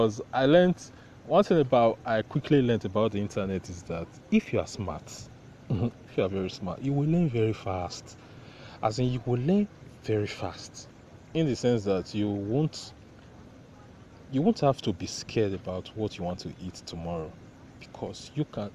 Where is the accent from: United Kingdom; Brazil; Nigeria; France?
Nigeria; about being Nigerian. We are always connected to new things